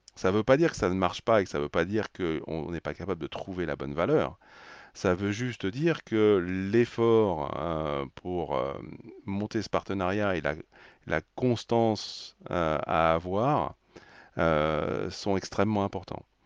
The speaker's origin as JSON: {"language": "French", "country": "France", "said": "en tant que Français"}